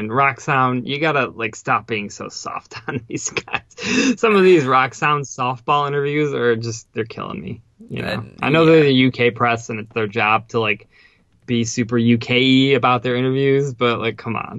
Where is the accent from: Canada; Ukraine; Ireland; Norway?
Ukraine; moved away; As you've heard before, I'm originally from the Ukraine, and there was too much shit happening pretty much back home where I'm originally from.